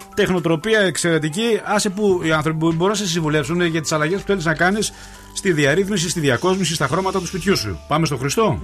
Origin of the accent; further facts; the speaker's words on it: Vrasna, Central Macedonia, Greece; Στα βρασνά. Α, στην πατρίδα μου εκεί πα. Στο εξωγικό μου.